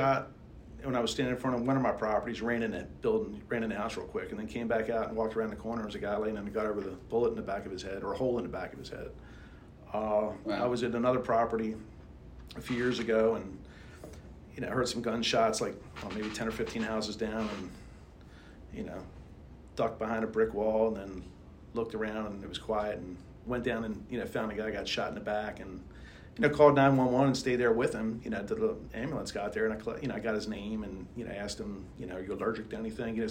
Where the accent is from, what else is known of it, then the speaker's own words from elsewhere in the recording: Baltimore, Maryland, United States; accent: Baltimore; my Baltimore accent